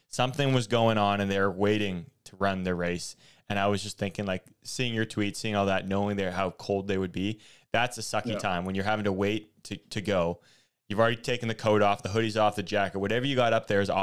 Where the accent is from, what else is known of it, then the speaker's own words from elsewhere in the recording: Canada; we're Canadian